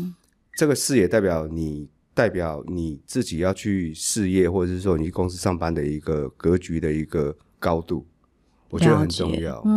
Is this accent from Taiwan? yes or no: yes; Hsinchu County, Taiwan; moved away; 因为我是新竹县出生的。嗯，对，我想要从自己的家乡出发。